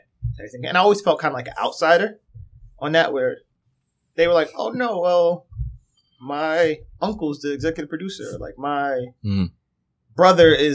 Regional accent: New York, United States; being a New Yorker

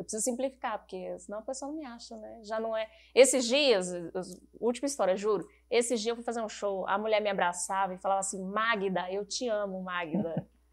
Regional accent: Paraná, Brazil; also born or lived in São Paulo; now in Curitiba, Brazil; eu sou paranaense

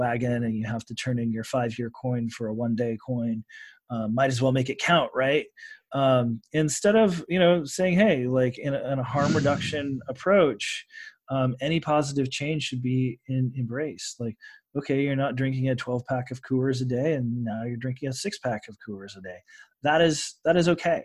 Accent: Oregon, United States; my home state of Oregon

